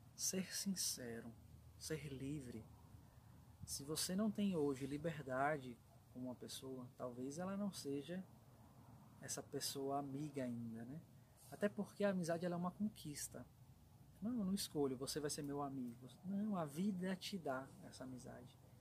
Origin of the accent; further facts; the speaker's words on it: São Paulo, Brazil; eu sou natural de São Paulo